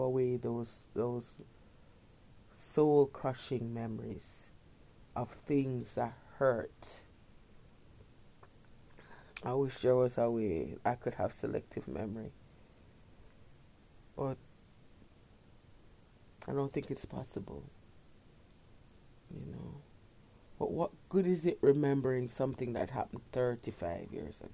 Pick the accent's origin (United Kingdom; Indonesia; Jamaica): Jamaica; Kingston; When I was a little girl, I grew up in Kingston